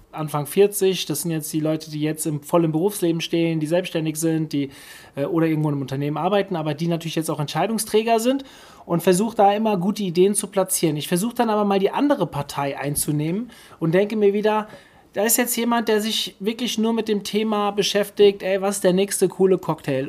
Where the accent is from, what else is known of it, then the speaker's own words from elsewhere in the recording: Hofheim am Taunus, Hesse, Germany; Friseur Hofheim, meine Heimatstadt